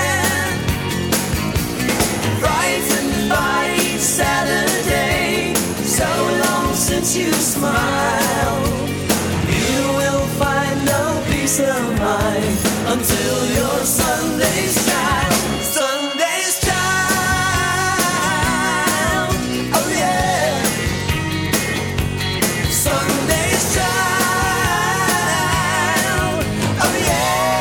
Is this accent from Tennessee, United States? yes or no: yes; Nashville, Tennessee, United States; moving to my hometown, Nashville, Tennessee